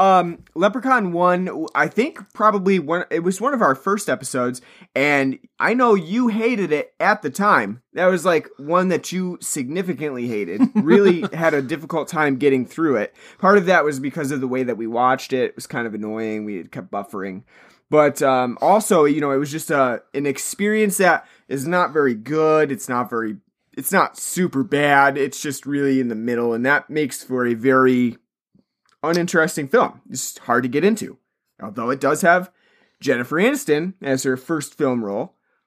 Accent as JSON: {"language": "English", "country": "United States", "said": "I'm American. I have Irish descent in me. Irish and Scottish. I believe … is Scottish."}